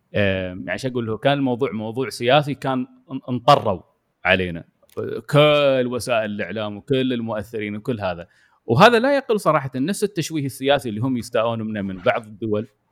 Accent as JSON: {"language": "Arabic", "country": "United Arab Emirates", "also_born_or_lived": "Yas Island, Abu Dhabi", "said": "انا كمواطن اماراتي"}